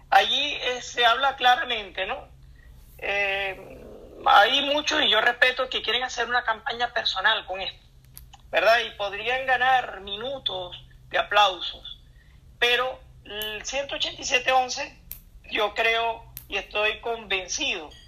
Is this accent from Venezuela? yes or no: yes; Baralt Municipality, Zulia, Venezuela; el municipio de Baral. que es de donde yo soy